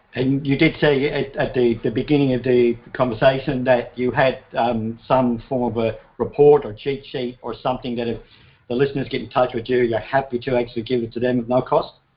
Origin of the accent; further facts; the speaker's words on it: Ireland; moved away; i come from Ireland, had enough of it there